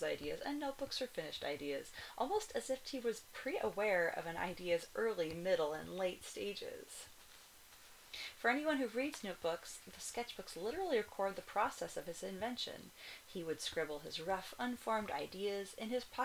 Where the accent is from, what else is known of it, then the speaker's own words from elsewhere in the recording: Kona, Hawaii, United States; now in Cologne, Germany; the Kona Village Hotel in my hometown